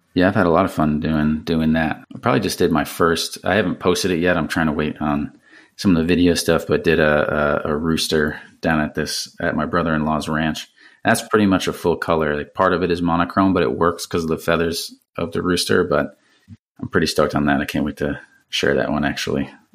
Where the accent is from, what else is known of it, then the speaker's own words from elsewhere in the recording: around New York City, United States; growing up around New York City and taking the train into there